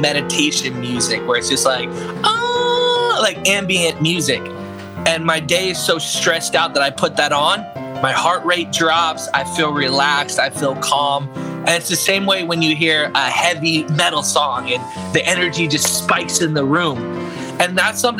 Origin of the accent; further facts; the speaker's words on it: Orlando, Florida, United States; I'm an artist from Orlando, Florida